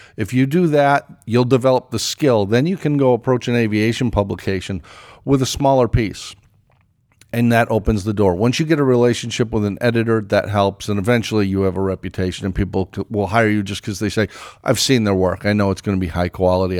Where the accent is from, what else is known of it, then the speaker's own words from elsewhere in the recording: East Hartford, Connecticut, United States; I grew up in East Hartford, Connecticut, right across the, the river from Pratt and Whitney